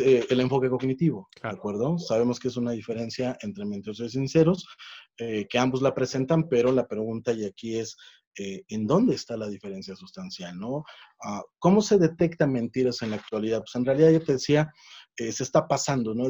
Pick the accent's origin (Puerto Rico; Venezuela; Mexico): Mexico; acá en México